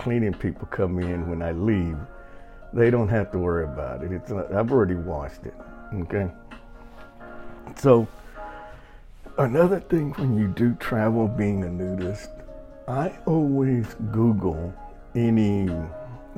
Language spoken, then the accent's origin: English; Texas, United States; moved away; I'm Mexican and I'm from Texas, so I'm used to Spanish.